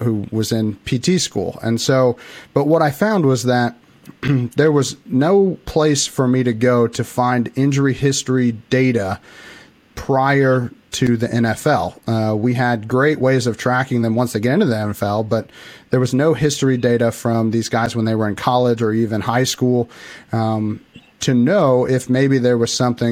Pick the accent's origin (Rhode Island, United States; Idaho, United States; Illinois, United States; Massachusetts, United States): Illinois, United States; I'm actually from Illinois. I live right in the middle of Illinois, very, very tiny town